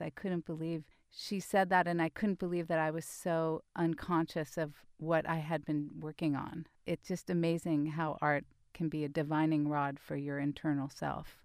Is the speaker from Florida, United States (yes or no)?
no; Mill Valley, California, United States; I grew up in Mill Valley in the seventies